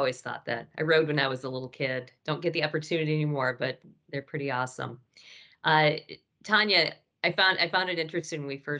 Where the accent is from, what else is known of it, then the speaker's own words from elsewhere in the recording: near Cedar Point, Ohio, United States; I grew up near Cedar Point